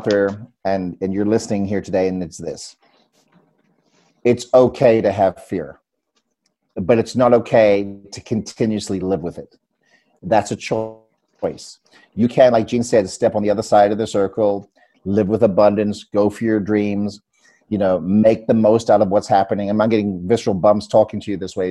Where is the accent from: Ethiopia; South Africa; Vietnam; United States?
South Africa; moved away; I'm an immigrant from South Africa